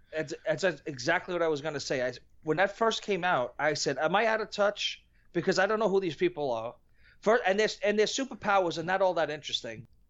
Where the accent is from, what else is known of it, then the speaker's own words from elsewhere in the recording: New York, United States; I'm from New York